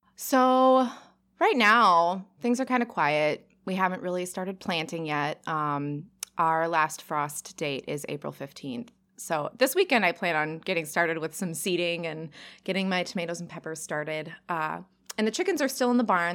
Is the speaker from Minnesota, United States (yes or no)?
yes; Cottage Grove, Minnesota, United States; now in southeastern Wisconsin, United States; I am originally from Cottage Grove, Minnesota. It's a tiny suburb outside the Twin Cities.